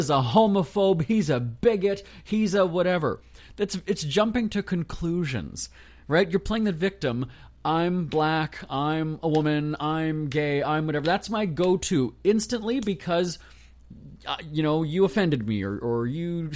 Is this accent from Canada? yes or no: yes; Canada; I'm just Canadian.